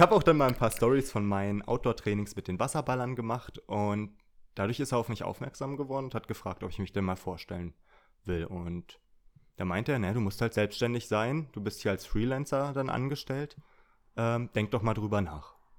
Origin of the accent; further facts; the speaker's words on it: Brandenburg, Germany; ich komme aus Brandenburg